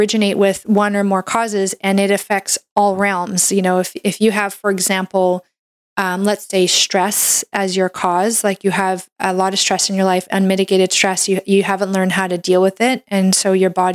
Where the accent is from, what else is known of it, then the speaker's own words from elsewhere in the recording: Canada; I'm a Canadian medical doctor